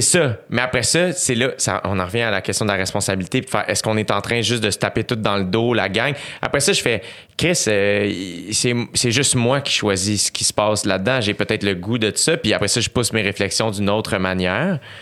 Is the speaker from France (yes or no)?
no; Canada; je suis né au Canada, je suis un gars, je suis blanc